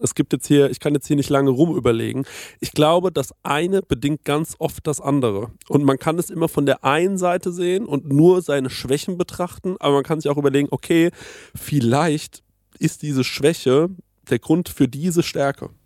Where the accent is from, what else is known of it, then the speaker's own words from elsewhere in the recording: Spessart, Germany; unser Spessart